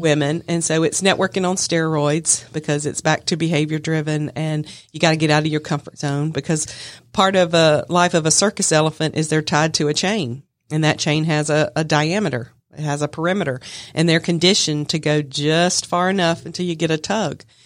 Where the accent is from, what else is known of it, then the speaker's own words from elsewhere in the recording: Smyrna, Georgia, United States; I'm from Smyrna